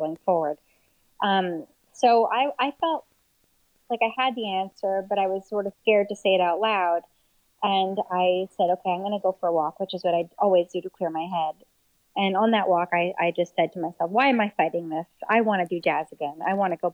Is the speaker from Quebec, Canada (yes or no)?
yes; Montreal, Quebec, Canada; my hometown of Montreal